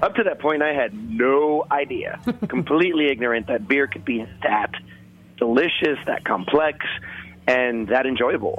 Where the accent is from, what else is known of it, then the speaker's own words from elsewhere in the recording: New York City, New York, United States; I'm born and raised in Brooklyn, here in New York